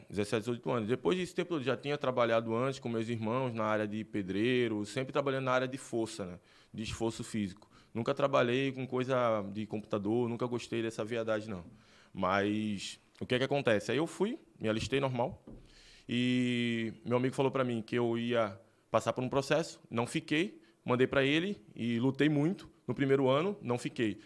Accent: Recife, Pernambuco, Brazil; now in Rio Grande do Sul, Brazil; Recife, Pernambuco, né? E no bairro ali da, da. Acho que foi no Hospital das Clínicas, eu tô falando até onde eu nasci

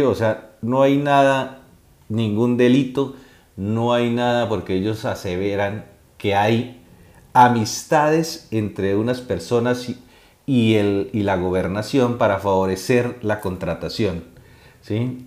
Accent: Cúcuta, Norte de Santander, Colombia; moved away as an adult; now in Spain; el norte de Santander, Cúcuta, pues me interesa. Y todo lo que salga en redes, eh, lo que salga en noticiarios, lo que salga en, en cualquier medio que sea de esta zona del país, pues porque es, mi, es de donde yo soy

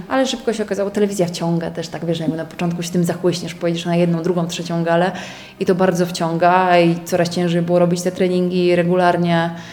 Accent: Poland; Tylko ja z Polski poleciałam

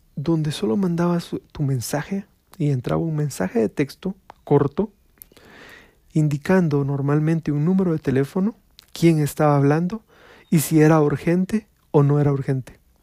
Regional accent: Guatemala; Les estoy hablando de mi país, les estoy hablando de Guatemala

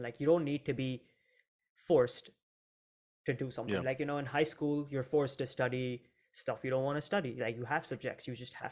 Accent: Mumbai, Maharashtra, India; moved away; I'm from India, Mumbai specifically

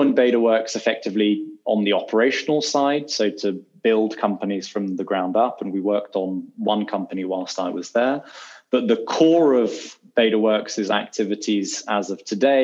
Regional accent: London, United Kingdom; moved away as an adult; now in New York, United States; born in London and I was educated in London. And barring sort of a year or so, I've never lived anywhere else.

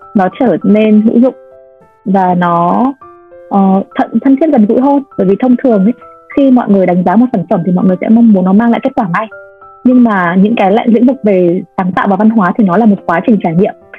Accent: Vietnam

